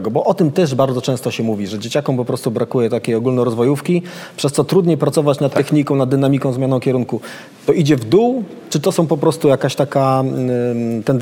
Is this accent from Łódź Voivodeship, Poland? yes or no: no; Pruszków, Masovian Voivodeship, Poland; ja, ja jestem z Pruszkowa, więc tam często mecze MKS-u Pruszków obserwuję.